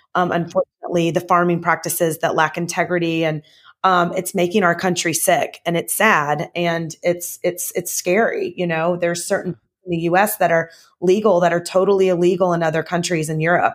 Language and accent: English; the South, United States; now in Southern California, United States; I'm from the South, and, um, I grew up, um, I grew up actually in a healthy household